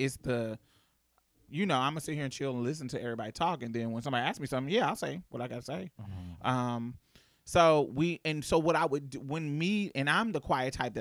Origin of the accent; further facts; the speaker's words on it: Indianapolis, Indiana, United States; moved away as an adult; So because I was from Indianapolis, I was clicked with the northern people.